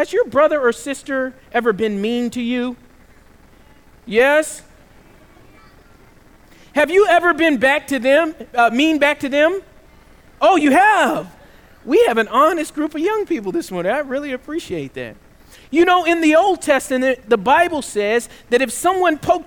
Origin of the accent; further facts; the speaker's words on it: the South, United States; One of the things that I couldn't do growing up in the South is I could never swear